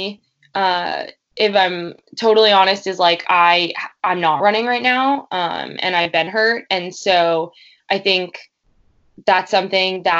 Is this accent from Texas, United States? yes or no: no; Glen Cove, New York, United States; also born or lived in Montauk, New York; I grew up sort of in Glen Cove, sort of in Montauk.